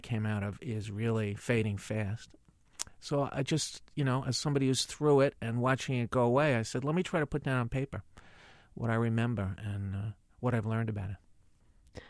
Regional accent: New York City, New York, United States; also born or lived in Hastings-on-Hudson, New York; I still think I was lucky to be born and raised and educated here.

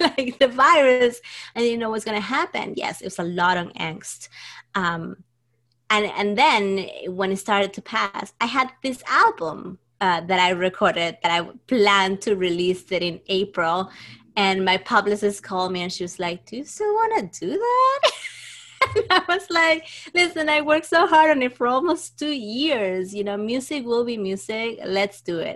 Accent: Trujillo, La Libertad, Peru; moved away as an adult; now in New York, United States; I grew up in Trujillo

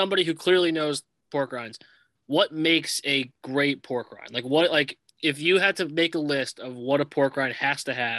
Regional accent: Northeast, United States; I'm from the Northeast.

